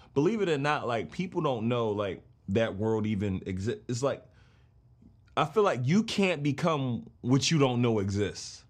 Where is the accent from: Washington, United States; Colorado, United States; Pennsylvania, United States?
Pennsylvania, United States; Philadelphia; I'm from West Philly